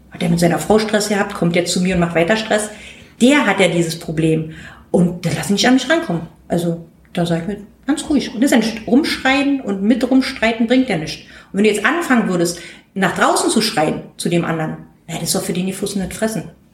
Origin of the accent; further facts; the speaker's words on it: East Germany, Germany; als Ossi